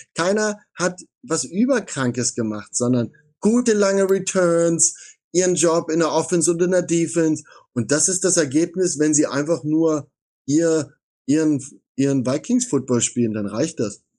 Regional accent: Saxony, Germany; Ich komme dort aus Sachsen, ich bin dort aufgewachsen

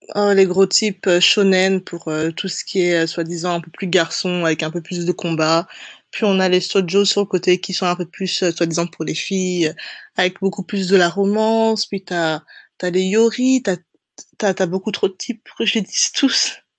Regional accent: Brussels, Brussels-Capital Region, Belgium; je suis bruxelloise, une petite belge, j'ai nègre, je suis née et j'ai grandi là-bas

